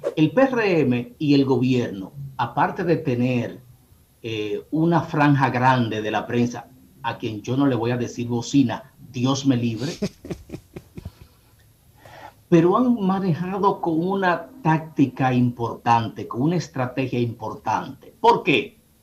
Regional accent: Bonao, Monseñor Nouel, Dominican Republic; moved away; allá en mi pueblo Bonao

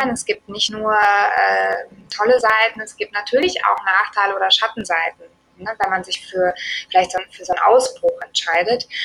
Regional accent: Germany; Ähm, und ich meine, wir kommen aus Deutschland.

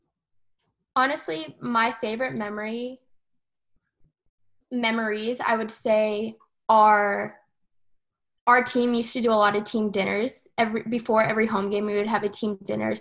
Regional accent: Calgary, Alberta, Canada; also born or lived in Boston; I'm from Calgary, so we have the Rocky Mountains here

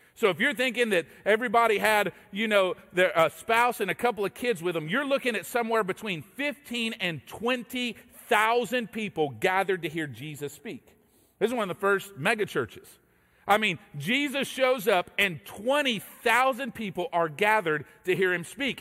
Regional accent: Texas, United States; moved away as an adult; now in Georgia, United States; I, uh, grew up in Texas. I'm a Texan by birth

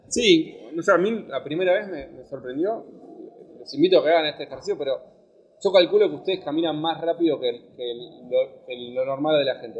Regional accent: Argentina; moved away as an adult; now in Barcelona, Spain; yo soy argentino, estoy acá

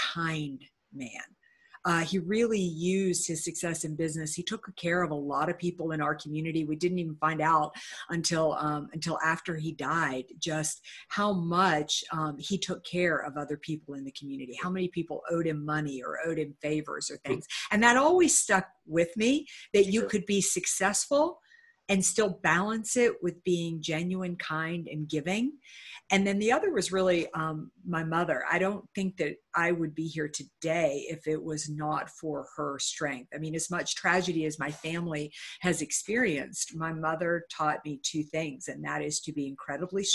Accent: Uniontown, Pennsylvania, United States; I grew up in a little town called Uniontown, Pennsylvania

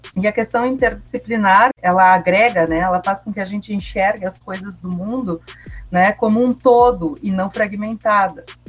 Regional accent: São Marcos, Rio Grande do Sul, Brazil; apresentava um programa de rádio na minha cidade natal, São Marcos

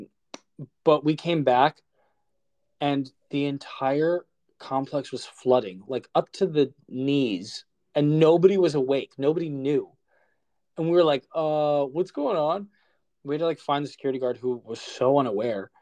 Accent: New Jersey, United States; moved away as an adult; now in Los Angeles, United States; my fiance Casey we're both from Jersey

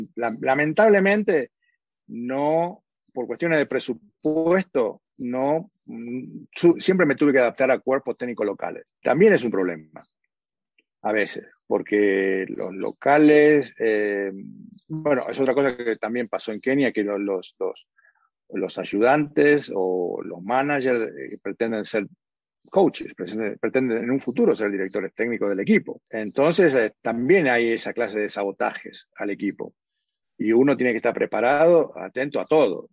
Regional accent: Argentina; moved away as an adult; also born or lived in Los Angeles / Edmonton / New York / Johannesburg; now in Kigali, Rwanda

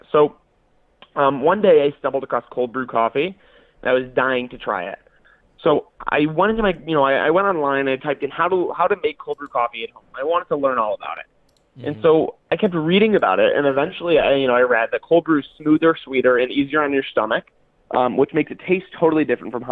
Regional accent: Detroit, Michigan, United States; I'm from Detroit, Michigan, and I'm seeking $50,000 for 25% of my company, Brew.

